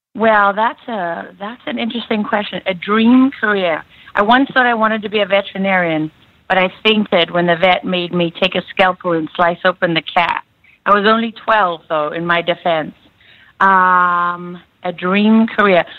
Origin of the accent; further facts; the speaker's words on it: South Africa; moved away; Born and like. raised in South Africa, right on the coast